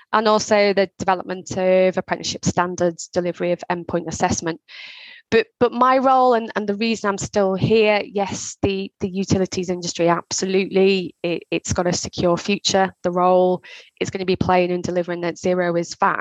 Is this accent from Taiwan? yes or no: no; Liverpool, North West England, United Kingdom; I grew up in Liverpool. So I grew up in a part of Liverpool called Knowsley.